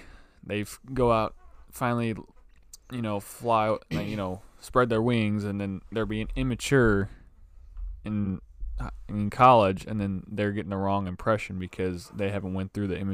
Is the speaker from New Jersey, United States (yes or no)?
yes; New Jersey, United States; I never got away from who I am. I'm from Ludburg, New Jersey.